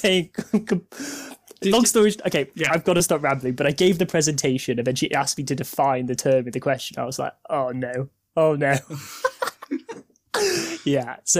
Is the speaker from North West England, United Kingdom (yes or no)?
yes; Warrington, North West England, United Kingdom; I grew up in Warrington